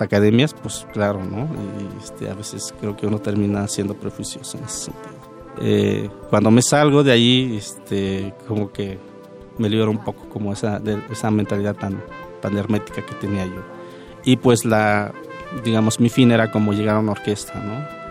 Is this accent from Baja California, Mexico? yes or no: no; Oaxaca, Mexico; also born or lived in Veracruz; now in Mexico City, Mexico; cuando estoy en la Ciudad de México soy de Oaxaca, y cuando estoy en Barcelona pues, soy mexicano